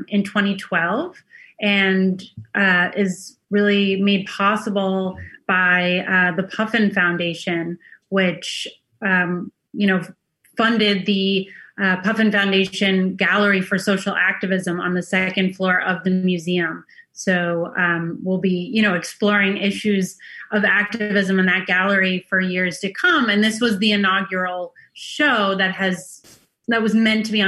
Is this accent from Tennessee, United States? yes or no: no; Boston, Massachusetts, United States; also born or lived in Lower East Side, New York; now in New York, United States; I grew up in Boston, but before you shut the program off, I come from a long line of New Yorkers